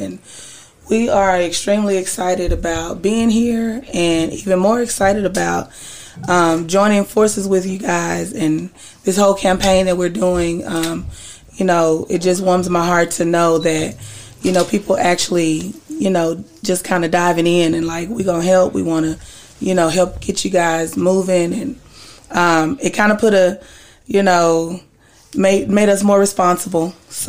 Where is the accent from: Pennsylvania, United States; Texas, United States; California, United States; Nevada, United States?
Texas, United States; Dallas; Born and raised in Dallas. I'm a massage therapist.